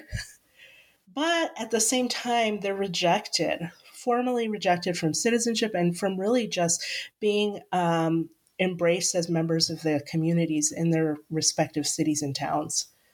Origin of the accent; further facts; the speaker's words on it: Solano County, Northern California, United States; I am from Northern California. I grew up in Solano County, which is just over the hill from Napa and Sonoma.